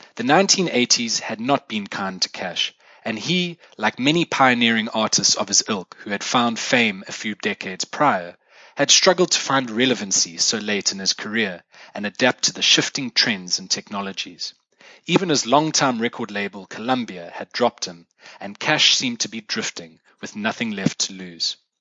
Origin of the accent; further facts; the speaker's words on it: South Africa; accent: South African; first language English; moved away; In case you couldn't tell from my accent already, I am South African, not British or Australian or Irish